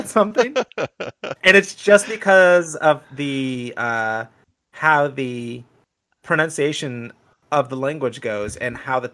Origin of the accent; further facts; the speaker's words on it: United States; as an American